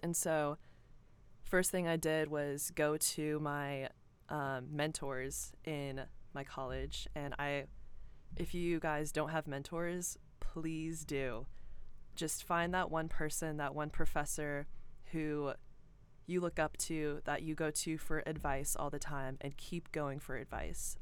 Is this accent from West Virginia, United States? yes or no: no; Cumming, Georgia, United States; I grew up in Cumming, Georgia. I'm from Forsyth County